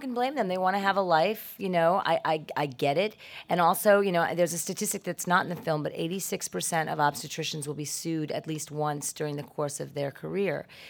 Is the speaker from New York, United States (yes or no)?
yes; New York City, New York, United States; I was born in the Bronx